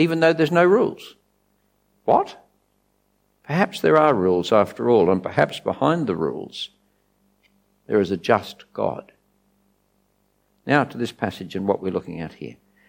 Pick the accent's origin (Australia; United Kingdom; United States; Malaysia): Australia; I'm an Aussie